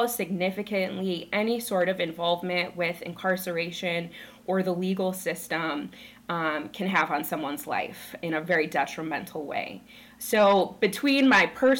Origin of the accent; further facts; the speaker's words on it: rural Minnesota, United States; I grew up in Minnesota. I was raised in rural Minnesota